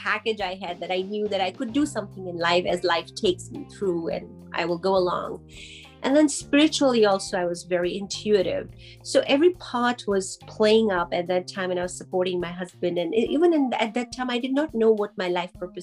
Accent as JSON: {"language": "English", "town": "Karachi", "region": "Sindh", "country": "Pakistan", "tie": "born or raised there", "moved": "yes", "lives_now": "Calgary, Canada", "said": "I was born in Karachi, Pakistan, and growing up there"}